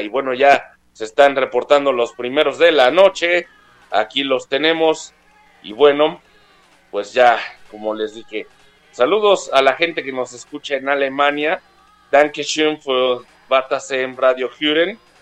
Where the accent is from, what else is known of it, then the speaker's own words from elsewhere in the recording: Mexico; cuando decimos que somos de México